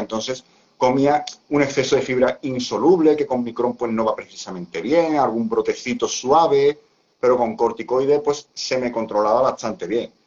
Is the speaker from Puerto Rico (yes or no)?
no; Seville, Andalusia, Spain; yo soy de España, de, concretamente de, Sevilla